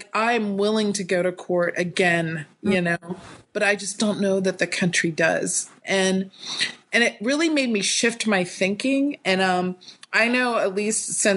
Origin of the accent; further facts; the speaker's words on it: North Carolina, United States; moved away as an adult; also born or lived in Atlanta, Georgia; now in California, United States; I was born and raised in North Carolina